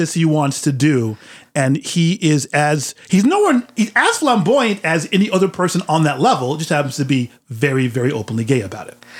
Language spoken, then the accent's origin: English; San Francisco, California, United States; I'm from San Francisco